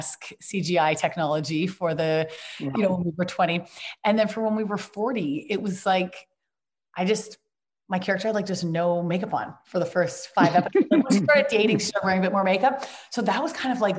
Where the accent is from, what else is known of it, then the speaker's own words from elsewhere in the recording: Vancouver, British Columbia, Canada; I was up in my hometown of Vancouver